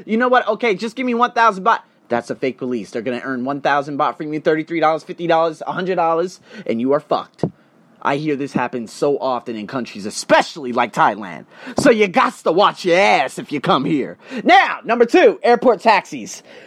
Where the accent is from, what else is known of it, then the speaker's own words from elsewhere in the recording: United States; as an American